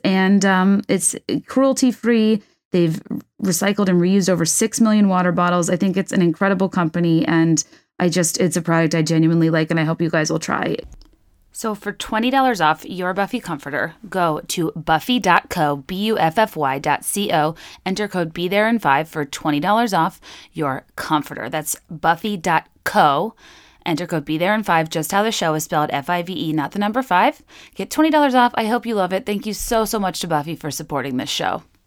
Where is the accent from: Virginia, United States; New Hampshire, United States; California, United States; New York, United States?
Virginia, United States; I grew up in Virginia, which is this weird neutral pool territory